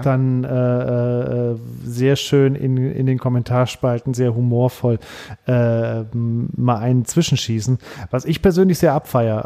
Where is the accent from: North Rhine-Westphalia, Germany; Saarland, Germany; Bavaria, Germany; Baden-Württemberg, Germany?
Saarland, Germany; ich bin Saarländer